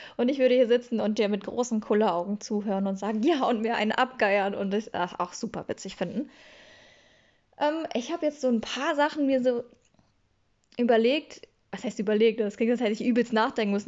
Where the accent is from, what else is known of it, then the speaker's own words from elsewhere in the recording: Schwelm, North Rhine-Westphalia, Germany; moved away; also born or lived in Bochum; ich komme aus Schwelm und Schwelm ist eine eigenständige Stadt